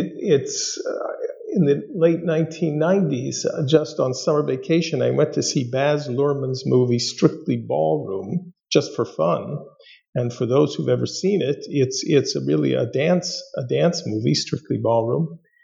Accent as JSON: {"language": "English", "town": "Los Angeles", "region": "California", "country": "United States", "tie": "born or raised there", "said": "I grew up in the Southland of Los Angeles and spent a good number of years in North Hollywood, California"}